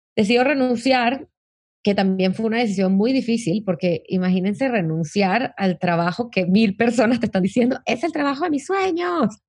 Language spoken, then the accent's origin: Spanish; Caracas, Capital District, Venezuela; moved away as an adult; now in Mexico; nací en Caracas, Venezuela, eh, hace unos cuantos años. Eh, en Venezuela siempre fui como la niña movida